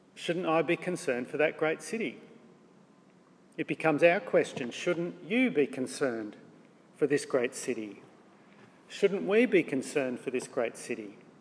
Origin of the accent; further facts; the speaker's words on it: Australia; We're Australian